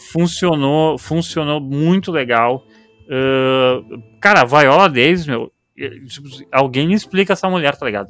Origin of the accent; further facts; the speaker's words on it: Brazil; a gente é brasileiro